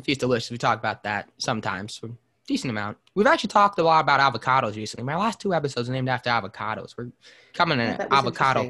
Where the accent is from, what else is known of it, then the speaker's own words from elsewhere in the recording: New York City, New York, United States; growing up on the Lower East Side or in Manhattan